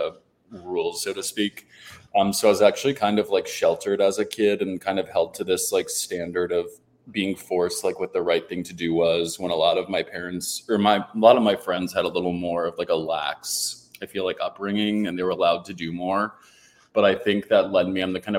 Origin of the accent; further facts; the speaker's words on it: Philadelphia, Pennsylvania, United States; moved away as an adult; also born or lived in Washington, D.C.; now in Florida, United States; I grew up around Philly, like I said, 40 minutes out